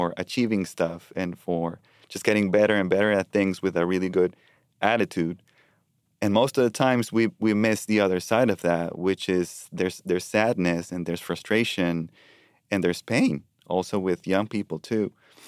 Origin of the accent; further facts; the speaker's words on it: Colombia; now in Richmond, United States; You know, I immigrated in 2015 from Colombia to Richmond.